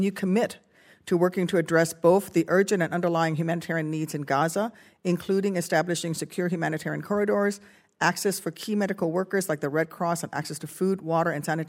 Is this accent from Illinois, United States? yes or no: yes; Illinois, United States; many have ties to my home state of Illinois